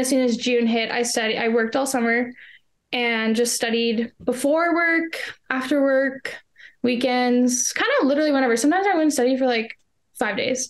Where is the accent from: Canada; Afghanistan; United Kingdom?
Canada; I am from Canada